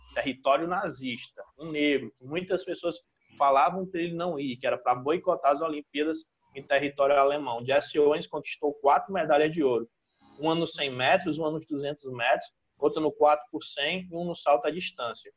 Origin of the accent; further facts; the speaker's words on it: Brazil; a gente, como brasileiro